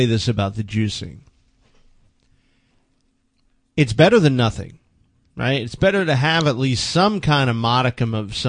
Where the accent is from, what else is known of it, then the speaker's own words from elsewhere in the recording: New York, United States; I'm a New Yorker.